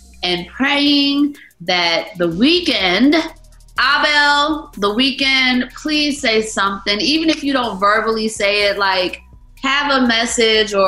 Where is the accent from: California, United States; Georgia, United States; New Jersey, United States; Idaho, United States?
Georgia, United States; Atlanta; I am born and raised in Atlanta